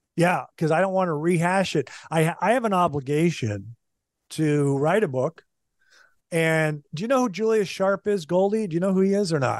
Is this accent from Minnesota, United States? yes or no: yes; Minnesota, United States; moved away; also born or lived in Kansas City, Missouri / Kansas City, Kansas; growing up in Minnesota